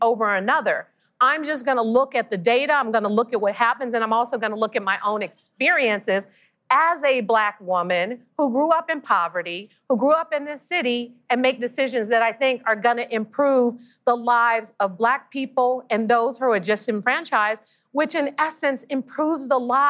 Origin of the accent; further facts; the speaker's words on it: San Francisco, California, United States; I was born and raised in San Francisco